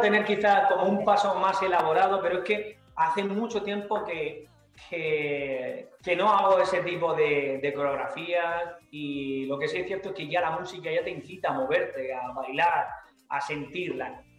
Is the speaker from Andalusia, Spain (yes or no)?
yes; Andalusia, Spain; mi tierra está muy presente